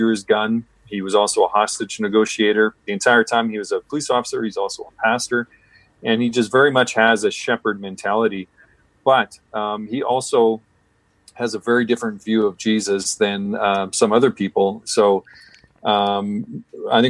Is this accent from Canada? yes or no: yes; Canada; also born or lived in British Columbia; I'm Canadian